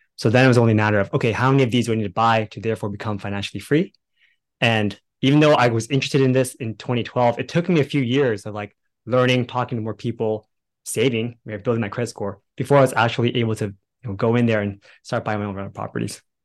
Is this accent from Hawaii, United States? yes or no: no; Bay Area, California, United States; now in Dallas, United States; right now we live in Dallas, Texas, but originally we were from the Bay Area in California